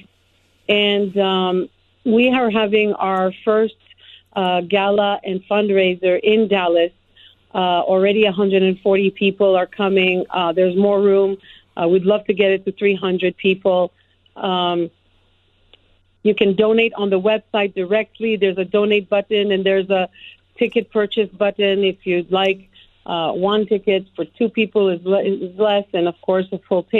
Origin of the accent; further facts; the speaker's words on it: Montreal, Quebec, Canada; moved away as an adult; now in United States; I grew up in Montreal, Canada. I was born in another country.